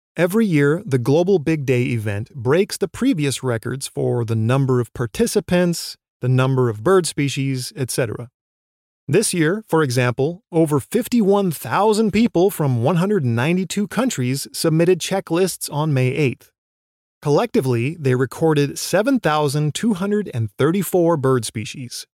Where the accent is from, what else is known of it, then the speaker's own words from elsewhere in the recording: Oregon, United States; my home state of Oregon